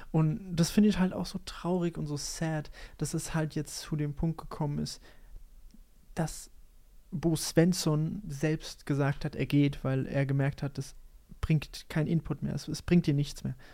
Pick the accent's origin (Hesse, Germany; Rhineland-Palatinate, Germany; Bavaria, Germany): Rhineland-Palatinate, Germany; Mainz; aber ich bin, ich bin Mainzer